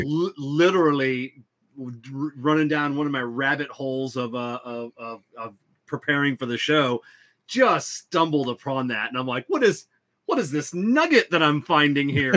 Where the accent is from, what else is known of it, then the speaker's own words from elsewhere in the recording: the South, Southern United States, United States; we Southerners